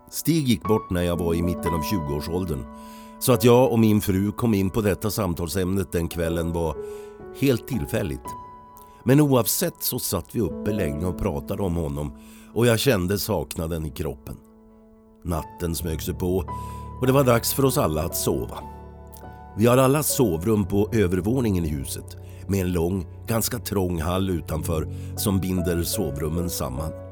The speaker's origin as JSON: {"language": "Swedish", "town": "Falun", "region": "Dalarna County", "country": "Sweden", "tie": "born or raised there", "said": "Jag är född och uppvuxen i Falun. Men numera bor jag i en liten by utanför Falun med min fru, en katt och en hund."}